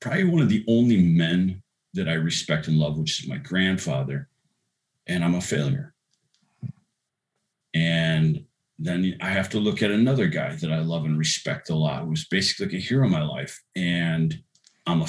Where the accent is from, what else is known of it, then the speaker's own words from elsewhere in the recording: La Crosse, Wisconsin, United States; a poor boy growing up in La Crosse, Wisconsin.